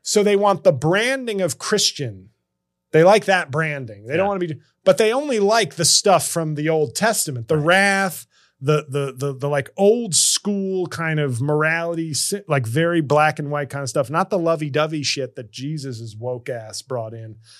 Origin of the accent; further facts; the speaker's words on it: New York City, New York, United States; my hometown of New York City